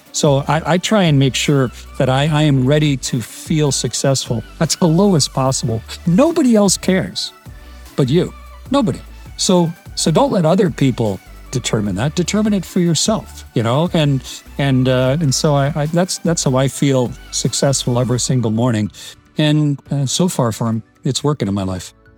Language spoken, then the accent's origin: English; Canada; I'm Canadian